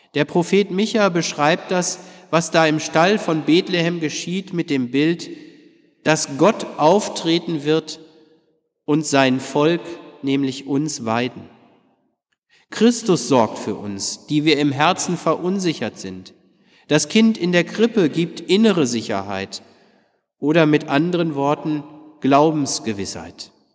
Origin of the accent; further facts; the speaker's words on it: Detmold, North Rhine-Westphalia, Germany; bei uns in Detmold